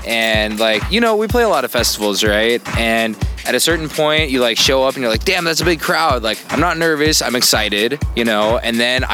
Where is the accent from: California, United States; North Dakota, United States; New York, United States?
California, United States; San Francisco; now in Los Angeles, United States; I grew up in San Francisco.